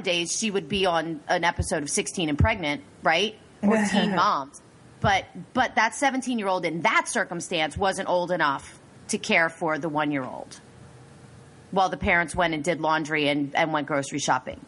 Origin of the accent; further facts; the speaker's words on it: United States; I'm a Native American. I was born in America.